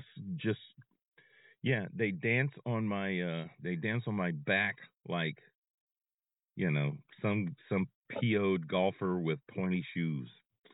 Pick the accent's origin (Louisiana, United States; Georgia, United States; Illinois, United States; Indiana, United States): Louisiana, United States; Gonzales; I'm from Gonzales, but I'm from outside of Gonzales.